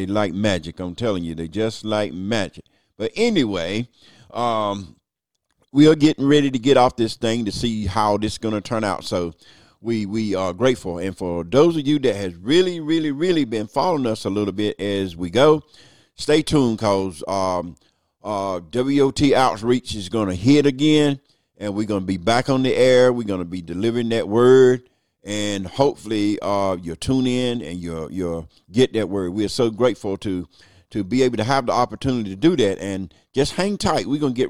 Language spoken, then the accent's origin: English; United States; So that's part of being American, is the vote.